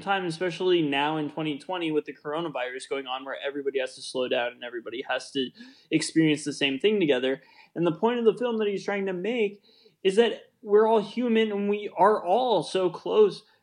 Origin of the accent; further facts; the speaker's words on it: Nebraska, United States; I'm from Nebraska